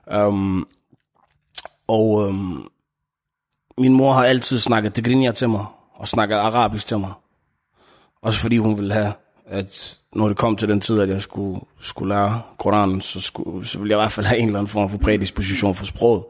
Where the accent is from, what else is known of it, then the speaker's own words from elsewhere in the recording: Denmark; ud i Frunlund, hvor, jeg, hvor min familie har hvor jeg vokset op, og hvor jeg voksede op, og hvor vi har boet siden.